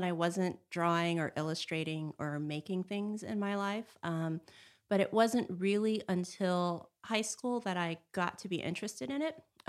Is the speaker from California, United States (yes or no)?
yes; Los Angeles, California, United States; I grew up in California, in Los Angeles, and came up here for school to Northern California.